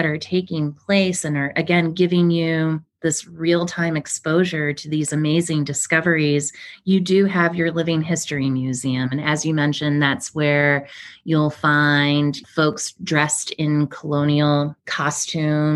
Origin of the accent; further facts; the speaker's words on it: Ohio, United States; moved away; We're from Ohio. You know, we were one of those Midwest families